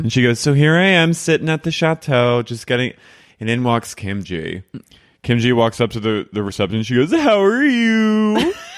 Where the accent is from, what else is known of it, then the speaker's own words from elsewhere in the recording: New Jersey, United States; moved away; I'm from New Jersey, and, like, I didn't, I'm from South Jersey